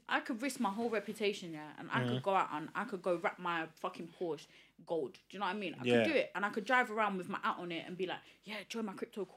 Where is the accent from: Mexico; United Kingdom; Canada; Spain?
United Kingdom; London; accent: Cockney; born in East, raised in East.